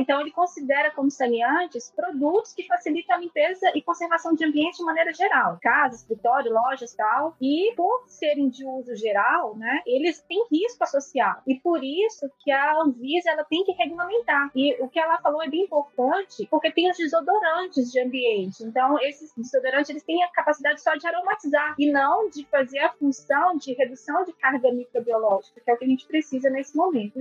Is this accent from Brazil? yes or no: yes; Montes Claros, Minas Gerais, Brazil; also born or lived in São Paulo; Eu Nasci na cidade de São Paulo, sou paulistana, e meus pais são de Minas, né? E sentiram a necessidade de voltar para o interior voltamos para Montes Claros